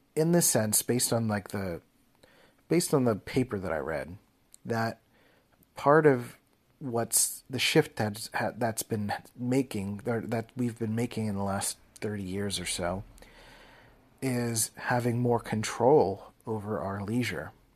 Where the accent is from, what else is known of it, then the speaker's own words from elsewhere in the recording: Philadelphia, Pennsylvania, United States; I grew up in Philly and they're called Mac machines.